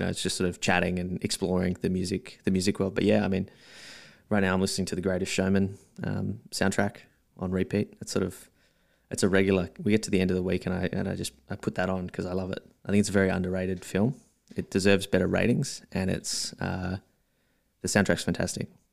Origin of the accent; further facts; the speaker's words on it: Melbourne, Victoria, Australia; also born or lived in South Australia; most of my life in Melbourne, maybe twenty, twenty-eight years here